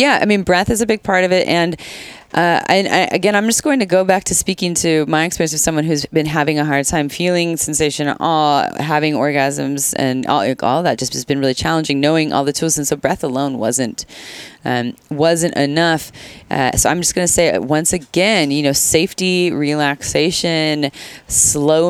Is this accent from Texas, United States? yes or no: no; Santa Cruz, California, United States; I'm from Santa Cruz. I'm from Santa Cruz